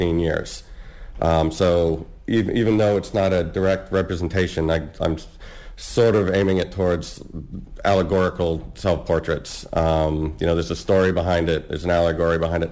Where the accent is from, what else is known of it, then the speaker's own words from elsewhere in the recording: United States; moved away as an adult; now in Cambridge, United Kingdom; I'm actually American, an expat from the States. I've been in Cambridge about 3 years